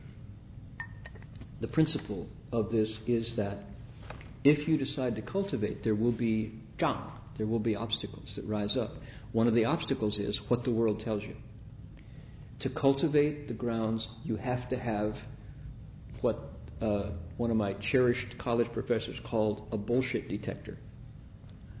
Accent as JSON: {"language": "English", "town": "Toledo", "region": "Ohio", "country": "United States", "tie": "born or raised there", "also_born_or_lived": "Bay Area", "moved": "yes", "said": "Growing up in Toledo"}